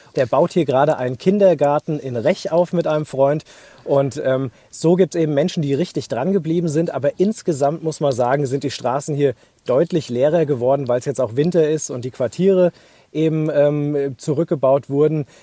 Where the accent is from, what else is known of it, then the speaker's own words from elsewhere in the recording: Hesse, Germany; bei uns in Hessen